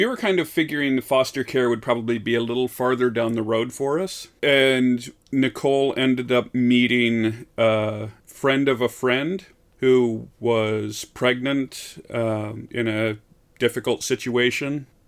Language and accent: English; Midwest, United States; even though I am from the Midwest.